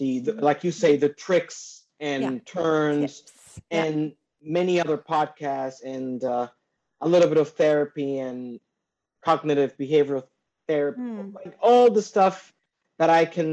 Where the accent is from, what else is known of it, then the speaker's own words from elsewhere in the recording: Dominican Republic; I'm from the Dominican Republic.